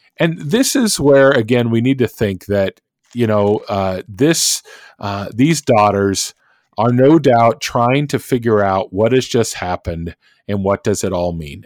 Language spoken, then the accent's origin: English; Oklahoma, United States; also born or lived in Minnesota; now in Kansas, United States; being in Kansas and growing up in Oklahoma